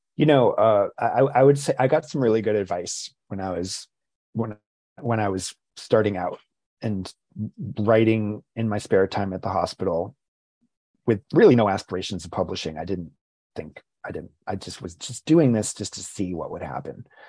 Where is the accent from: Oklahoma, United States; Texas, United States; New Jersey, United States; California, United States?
New Jersey, United States; also born or lived in Rhode Island / Basking Ridge, New Jersey; spent a lot of time uh, in, in my teen years in New Jersey. Uh, I was born in Rhode Island. Moved to New Jersey when I was 11 years old